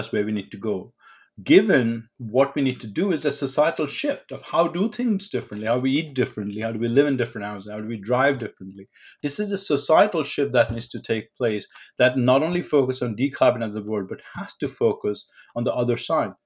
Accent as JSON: {"language": "English", "town": "New Delhi", "region": "Delhi", "country": "India", "tie": "born or raised there", "said": "I grew up in New Delhi in India"}